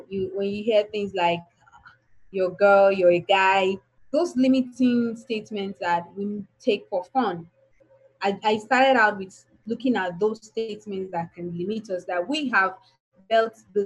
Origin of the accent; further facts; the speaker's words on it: Nigeria; why was I born in Nigeria